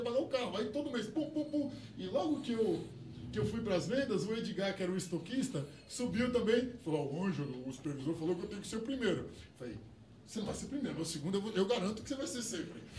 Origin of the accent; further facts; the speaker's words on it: São Paulo, Brazil; moved away as an adult; now in Guarulhos, Brazil; eu nasci no Pari ali, cara, do lado do Santo Antônio do Pari. Nasci ali, ali e morei ali até a pandemia.